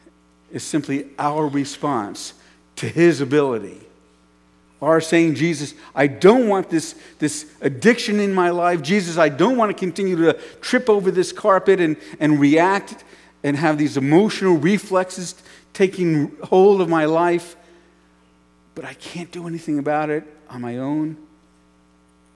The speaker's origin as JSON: {"language": "English", "town": "New York City", "region": "New York", "country": "United States", "tie": "born or raised there", "said": "When I grew up in New York City"}